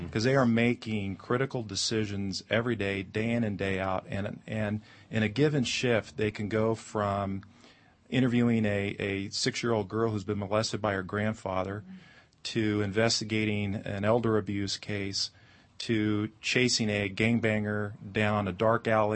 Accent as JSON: {"language": "English", "town": "Sonora", "region": "California", "country": "United States", "tie": "born or raised there", "also_born_or_lived": "Mariposa, California / Modesto, California", "said": "born in Mariposa, but grew up in Sonora in the foothills"}